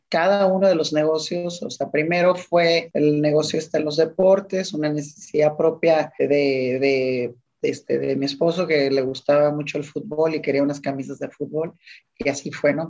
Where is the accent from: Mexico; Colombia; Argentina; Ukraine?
Mexico; Ensenada, Baja California; yo soy de Ensenada